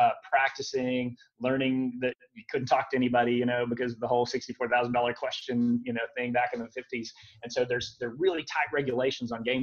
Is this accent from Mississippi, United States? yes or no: no; Dallas, Texas, United States; moved away as an adult; also born or lived in Wichita Falls, Texas / Nairobi; I was born in Wichita Falls, but I didn't grow up there. I grew up in the Dallas area